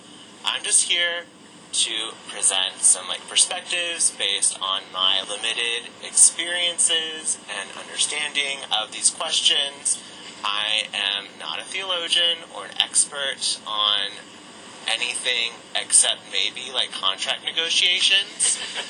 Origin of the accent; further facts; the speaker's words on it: College Station, Texas, United States; I'm originally from College Station, Texas. Grew up there. It's a college town. Just for context, very conservative, very Republican. I went to a little, like, podunk Catholic school there that I really actually loved.